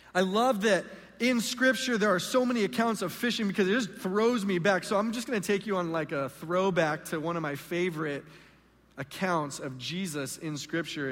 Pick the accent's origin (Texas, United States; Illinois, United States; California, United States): California, United States; Southern; also born or lived in Mexico / San Diego; I am from Southern California